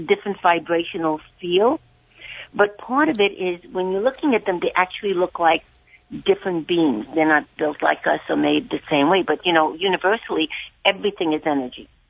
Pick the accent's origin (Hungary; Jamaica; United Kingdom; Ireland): Hungary; I'm from Hungary.